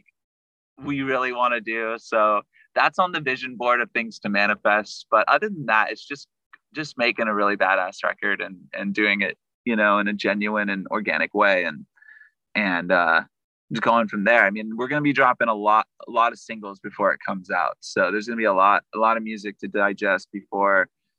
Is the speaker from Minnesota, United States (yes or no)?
no; Sacramento, California, United States; I'm from the Sacramento area